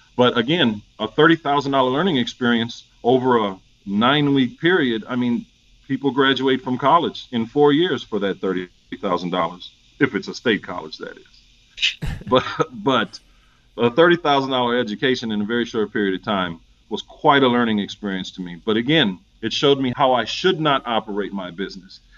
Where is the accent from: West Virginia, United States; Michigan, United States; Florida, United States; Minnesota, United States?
Minnesota, United States; St. Paul; moved away as an adult; now in Atlanta, United States; I'm originally from St. Paul, Minnesota. This has been home since 96 for me